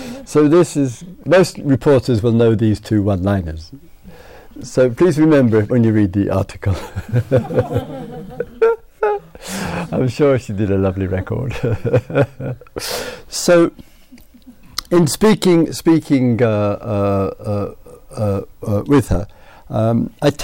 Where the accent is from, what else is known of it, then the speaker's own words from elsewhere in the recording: England, United Kingdom; being an Englishman, and being a small student of history and the use of the past, of memory